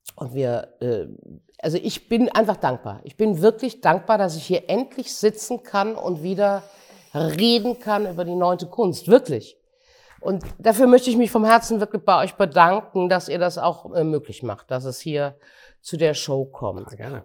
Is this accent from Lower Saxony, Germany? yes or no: no; Gummersbach, North Rhine-Westphalia, Germany; in meiner Jugend in Gummersbach 1964